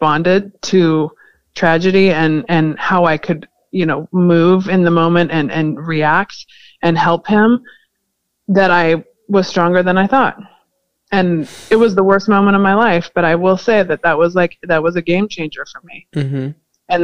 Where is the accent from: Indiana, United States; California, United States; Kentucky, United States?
California, United States; I was born in California